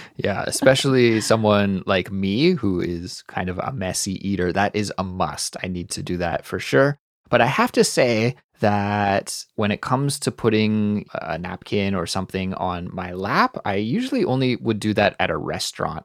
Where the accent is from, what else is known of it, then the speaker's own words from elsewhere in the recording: Canada; I'm Canadian